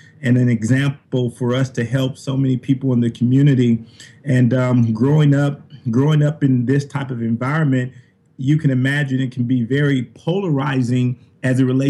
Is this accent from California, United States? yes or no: yes; Compton, California, United States; moved away as an adult; here I am from Compton, California. I joined the Army